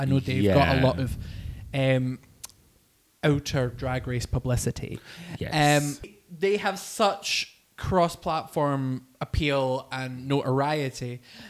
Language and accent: English; Scotland, United Kingdom; it's so special to us as Scottish folk